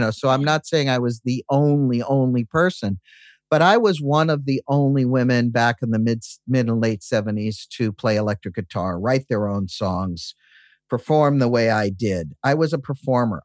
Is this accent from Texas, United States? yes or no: no; Massachusetts, United States; I grew up in Massachusetts